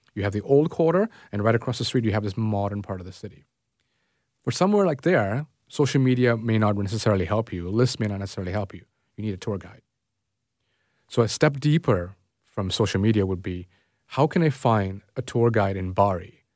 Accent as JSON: {"language": "English", "town": "Toronto", "region": "Ontario", "country": "Canada", "tie": "born or raised there", "said": "I grew up in Scarborough"}